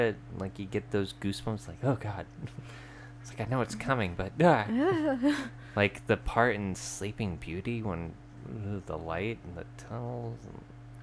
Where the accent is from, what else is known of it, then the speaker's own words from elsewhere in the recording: Pacific Northwest, United States; We're from the Pacific Northwest.